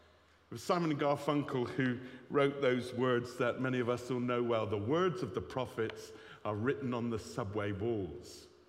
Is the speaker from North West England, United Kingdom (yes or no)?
no; Bristol, South West England, United Kingdom; Well, I come from Bristol. I know I don't sound like it much, my old babby.